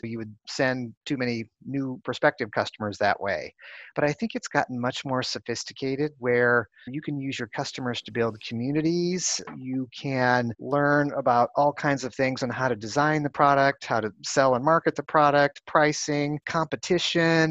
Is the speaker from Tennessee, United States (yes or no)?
no; Chicago, Illinois, United States; moved away as an adult; also born or lived in California; now in Silicon Valley, United States; I started off growing up in the Midwest in Chicago